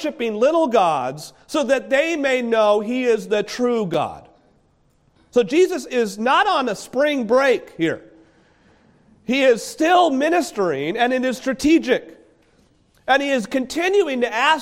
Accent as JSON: {"language": "English", "region": "New England", "country": "United States", "said": "I'm from the New England area"}